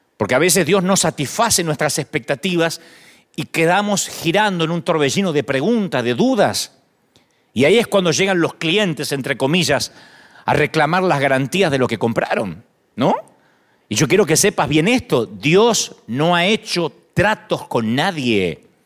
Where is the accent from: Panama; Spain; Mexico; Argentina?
Argentina; now in United States; Las iglesias en Argentina, en mi país